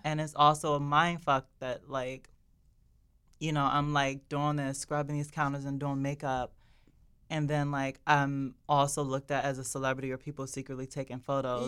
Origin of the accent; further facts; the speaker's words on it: Maryland, United States; I come from Maryland, an all-Black area